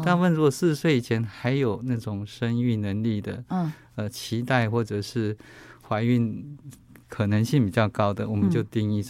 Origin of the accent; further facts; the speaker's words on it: Taiwan; 我们台湾人或者是东方人的乳房是相对致密型的